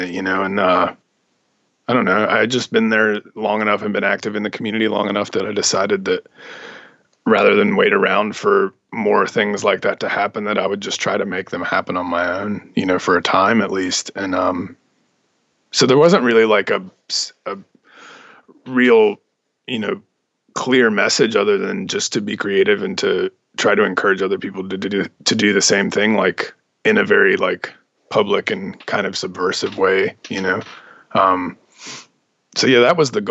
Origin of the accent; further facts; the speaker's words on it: Gaston County, North Carolina, United States; moved away; also born or lived in Pennsylvania / Charlotte; I grew up actually outside of Charlotte in Gaston County. Mm-hmm. It's pretty close to Charlotte, but real rural part of North Carolina.